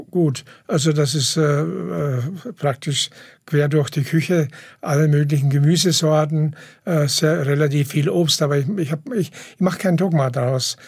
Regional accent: Ettlingen, Baden-Württemberg, Germany; in Ettlingen, wo ich herkomme, Karlsruhe

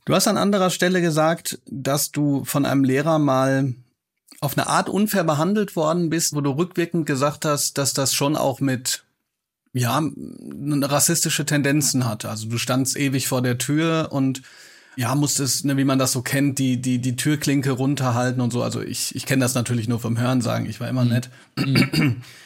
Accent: Hagen, North Rhine-Westphalia, Germany; moved away; also born or lived in Bochum; ich trage ja sozusagen auch noch ein bisschen Liebe äh, für meine Heimat. Ich weiß nur, ich bin immer von Bochum nach Hagen gefahren

